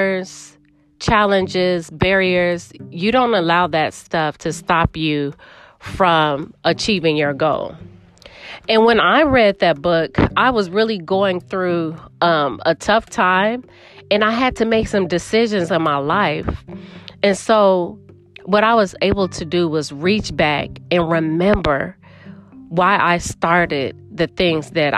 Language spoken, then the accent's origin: English; Chicago, Illinois, United States; I am from the Windy City